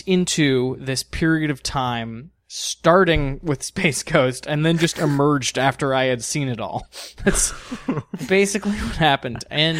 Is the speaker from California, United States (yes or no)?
yes; Los Angeles, California, United States; also born or lived in San Diego; I grew up in Los Angeles and San Diego. That's where I was a kid, and it was always on Eastern Time.